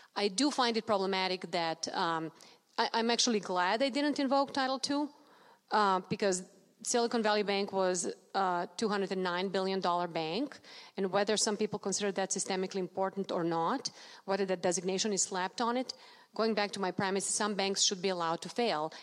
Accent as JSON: {"language": "English", "country": "Serbia", "tie": "born or raised there", "moved": "yes", "lives_now": "United States", "said": "I was born in Serbia, not Russia"}